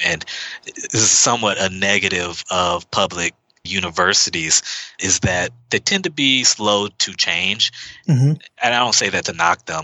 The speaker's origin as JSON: {"language": "English", "town": "Houston", "region": "Texas", "country": "United States", "tie": "born or raised there", "moved": "as an adult", "lives_now": "Seattle, United States", "said": "I'm from Houston. I wasn't born there. I was an Army brat. We moved around a bit before we landed in Houston, Texas, which is my mother's hometown. I've lived there till I was, well, since I was around eight or so."}